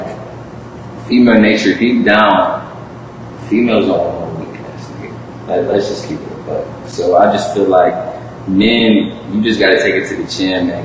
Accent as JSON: {"language": "English", "town": "Cleveland", "region": "Ohio", "country": "United States", "said": "I'm a musician from Cleveland, Ohio"}